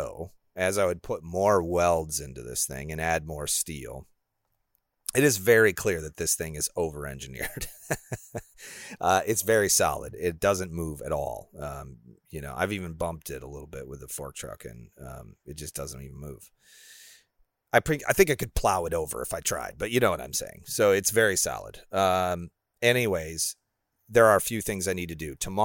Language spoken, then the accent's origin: English; Illinois, United States; I grew up in Illinois where it was really flat.